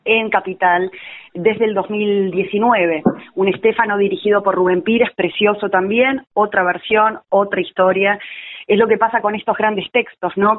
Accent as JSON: {"language": "Spanish", "country": "Uruguay", "accent": "rioplatense", "moved": "as an adult", "lives_now": "Buenos Aires, Argentina", "said": "yo soy uruguaya, ¿Mm? eh, radicada en Buenos Aires hace 16 años, ya totalmente aporteñada"}